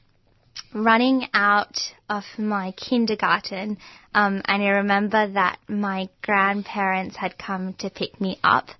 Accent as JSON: {"language": "English", "town": "Melbourne", "region": "Victoria", "country": "Australia", "tie": "born or raised there", "also_born_or_lived": "Gujarat, India", "accent": "Australian", "first_language": "Gujarati", "second_language": "English", "said": "I've been in Melbourne my whole life."}